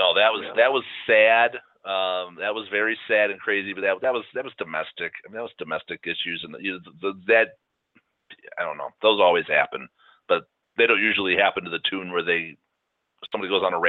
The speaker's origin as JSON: {"language": "English", "town": "Chicago", "region": "Illinois", "country": "United States", "tie": "born or raised there", "said": "We grew up in Chicago."}